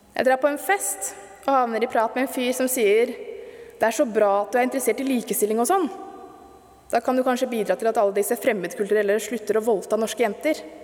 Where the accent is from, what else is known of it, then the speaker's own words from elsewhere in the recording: Stokke, Vestfold, Norway; da jeg vokste opp i Stokke på 80- og 90-tallet